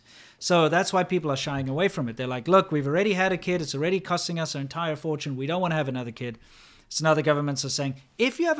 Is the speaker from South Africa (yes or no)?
yes; South Africa; moved away as an adult; I come from Africa